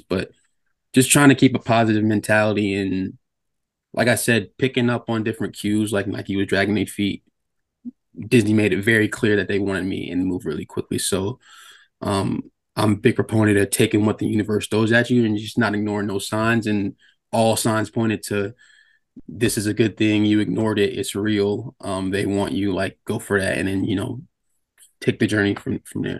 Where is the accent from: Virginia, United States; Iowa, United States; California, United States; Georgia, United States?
Virginia, United States; Norfolk; moved away; I'm from Norfolk